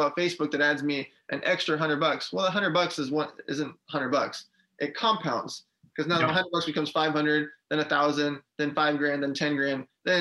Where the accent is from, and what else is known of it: Los Angeles, California, United States; born or raised there; also born or lived in Riga, Latvia